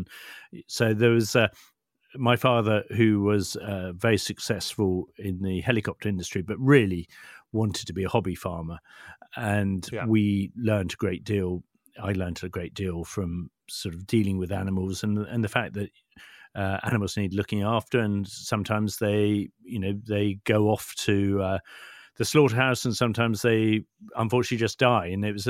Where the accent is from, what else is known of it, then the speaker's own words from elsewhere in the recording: Chipping Norton, South East England, United Kingdom; Well, I grew up in the Cotswolds, just outside Chipping Norton. And back in those days, the Cotswolds was all about horses.